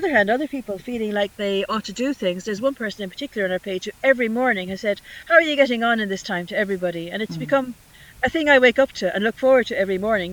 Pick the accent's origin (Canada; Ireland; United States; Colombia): Ireland; also born or lived in Birmingham; being the Irish person